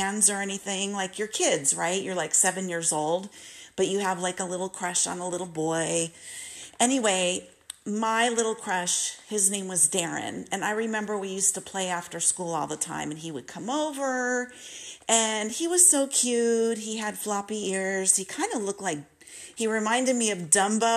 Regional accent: Simi Valley, California, United States; also born or lived in Malibu Lake, California / Northridge, California / Saugus, California; I was growing up in Simi Valley, California

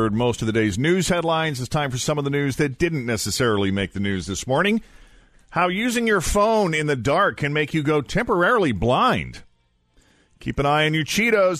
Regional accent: New England, United States; when we were kids growing up in New England on those summertime beaches

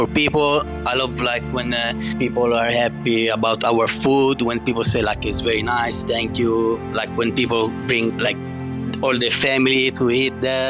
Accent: Catania, Sicily, Italy; English is a second language; I'm from Sicily, Catania.

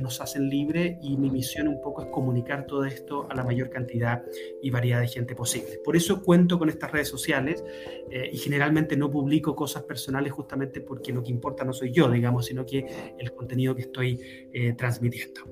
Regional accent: Chile; pues soy chileno.

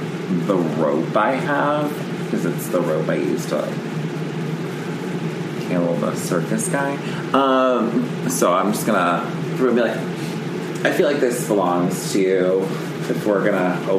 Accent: Florida, United States; I'm from Florida.

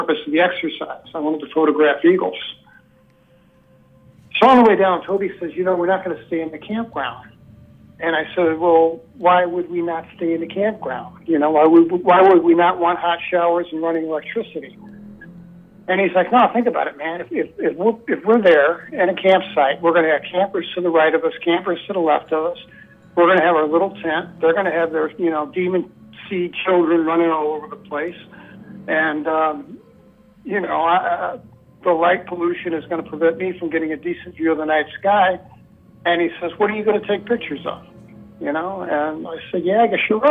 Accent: St. Louis, Missouri, United States; moved away; I grew up in St. Louis City.

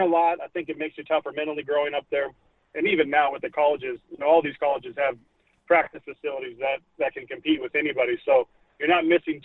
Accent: Kansas, United States; moved away; I grew up there in Kansas

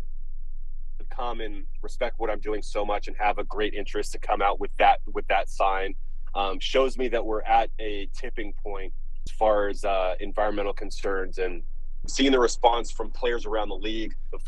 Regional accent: Los Angeles, California, United States; growing up in Southern California, particularly Los Angeles, is part of my being

